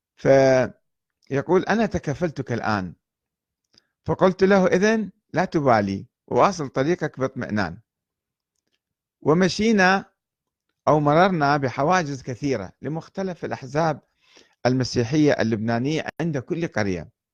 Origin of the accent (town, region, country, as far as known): Iraq; moved away; also born or lived in Lebanon / Iran